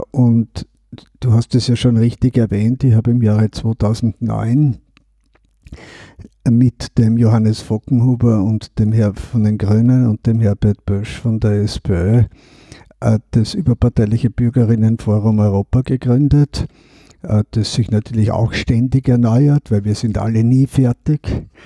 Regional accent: Eastern Austria, Austria; Und gerade als Österreicher, als Ostösterreicher, habe ich erlebt, dass wir ja wie in einem Sandwich zwischen Ost und West gelegen sind.

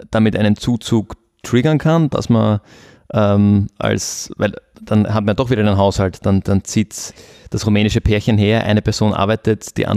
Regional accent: Austria; ich mache als, als Österreicher entweder einen Job, der mich auch erfüllt, ähm, oder ich mache als Österreicher keinen Job

